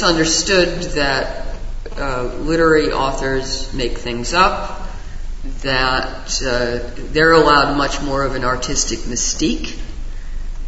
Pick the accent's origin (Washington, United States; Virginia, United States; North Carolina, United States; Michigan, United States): North Carolina, United States; Raleigh; the town where I grew up in Raleigh, North Carolina